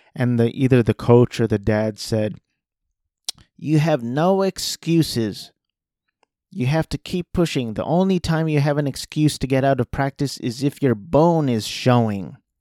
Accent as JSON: {"language": "English", "area": "Orange County", "region": "California", "country": "United States", "tie": "born or raised there", "said": "I grew up in Orange County, five minutes from Disneyland"}